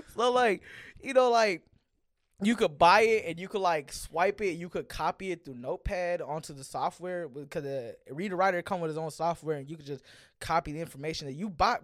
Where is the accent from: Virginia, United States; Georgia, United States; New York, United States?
Georgia, United States; Gwinnett; I'm from Gwinnett